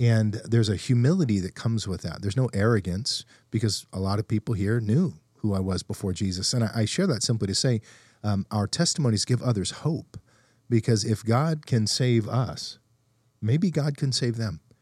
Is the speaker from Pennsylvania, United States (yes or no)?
no; Fresno, California, United States; moved away as an adult; also born or lived in Texas; when I moved away from Fresno